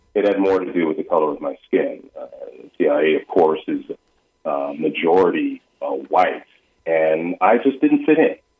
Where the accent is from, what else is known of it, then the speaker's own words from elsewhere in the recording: United States; starting at my childhood, growing up in America, African American